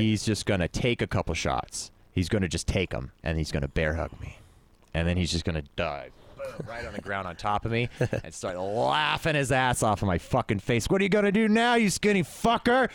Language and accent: English; Stockton, California, United States; growing up in Stockton